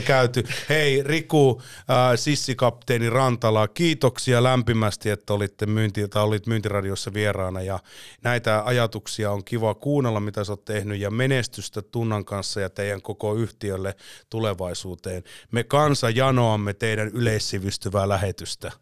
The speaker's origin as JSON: {"language": "Finnish", "country": "Finland", "said": "olen Suomesta"}